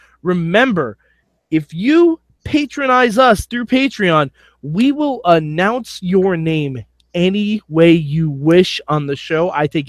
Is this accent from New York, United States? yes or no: yes; Poughkeepsie, New York, United States; from Poughkeepsie, New York.